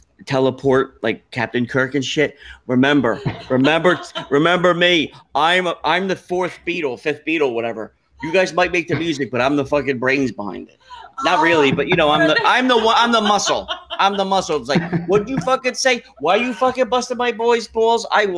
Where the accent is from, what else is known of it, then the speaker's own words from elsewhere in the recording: Brazil; I'm from Brazil.